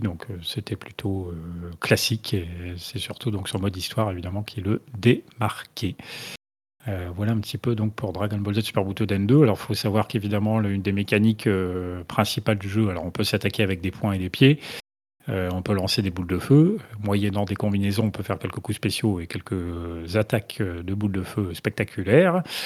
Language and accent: French; France; en tant que Français